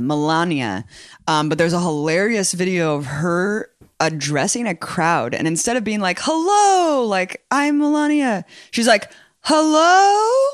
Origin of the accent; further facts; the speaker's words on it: United States; I'm American